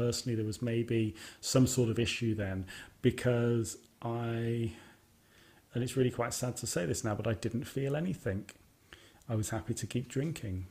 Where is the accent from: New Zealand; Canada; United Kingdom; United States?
United Kingdom; Birmingham, West Midlands; my hometown, Birmingham.